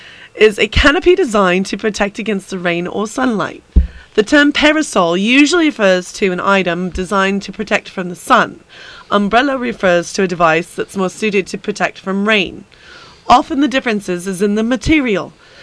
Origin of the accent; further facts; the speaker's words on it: United Kingdom; moved away; my home country of Britain.